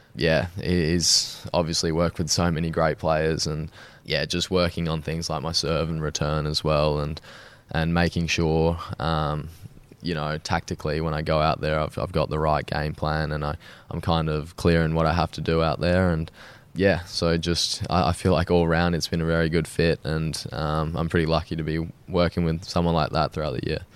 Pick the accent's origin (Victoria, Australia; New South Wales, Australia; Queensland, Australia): New South Wales, Australia; Sydney; I was born in Sydney. I've grown up there my whole life